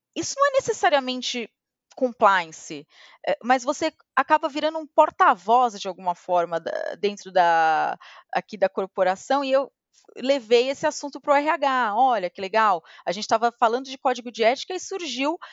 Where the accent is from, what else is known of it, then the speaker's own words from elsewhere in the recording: Santos, São Paulo, Brazil; moved away as an adult; Eu sou de Santos. E eu estudei numa escola relativamente simples lá em Santos